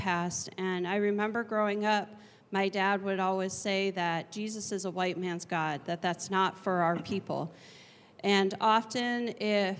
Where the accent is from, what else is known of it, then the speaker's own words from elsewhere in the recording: Seneca Tribe, New York, United States; I am from the Seneca Tribe in New York State.